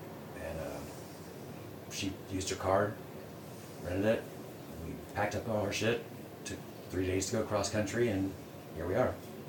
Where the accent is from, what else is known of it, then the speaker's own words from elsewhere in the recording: Roanoke, Virginia, United States; moved away; also born or lived in North Carolina; I was born and raised in Roanoke, Virginia. Moved to North Carolina